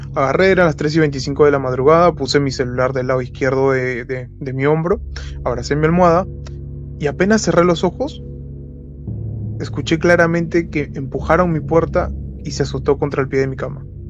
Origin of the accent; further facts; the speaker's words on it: Lima, Peru; soy de Lima, Perú.